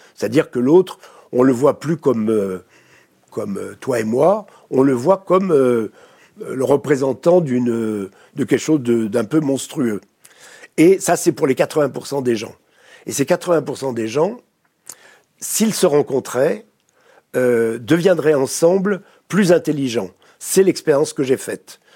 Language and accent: French; France; accent: French; je travaille aux États-Unis, euh, dans des pays anglo-saxons, mais j'ai toujours un mauvais accent français